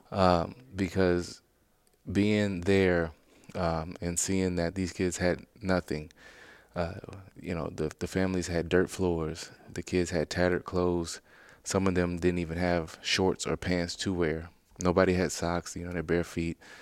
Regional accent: Louisiana, United States; moved away as an adult; I grew up within Louisiana my whole life until I got drafted by the Bears

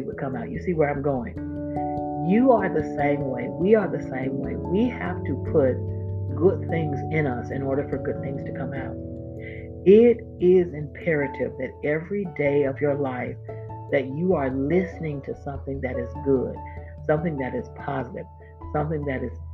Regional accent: Florida, United States; my home state, Florida

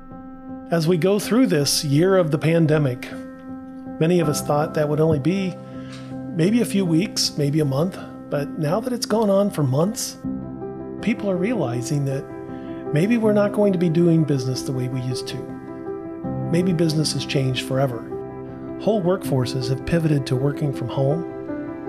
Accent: Portsmouth, Ohio, United States; I grew up in Portsmouth, Ohio, which is not far from you

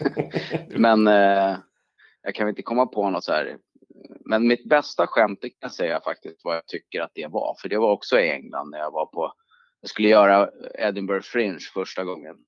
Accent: Sweden; also born or lived in New York, United States / United Kingdom; som okänd svensk

